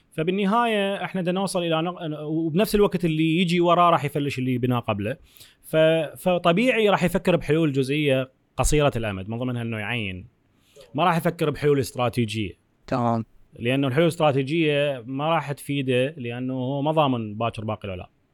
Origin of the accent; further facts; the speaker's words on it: Iraq; دخلنا بيها كعراقيين